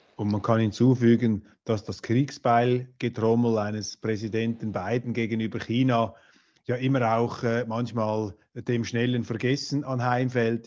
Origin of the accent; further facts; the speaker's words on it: Switzerland; Ich bin ja Schweizer